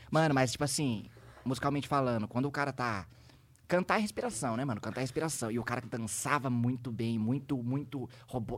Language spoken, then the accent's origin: Portuguese; Taubaté, São Paulo, Brazil; eu sou de Taubaté, mas minha família inteira, pai e mãe, são de Paraitinga